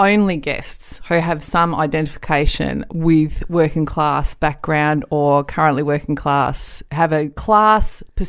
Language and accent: English; Merredin, Western Australia, Australia; moved away; So I lived in a town called Meriden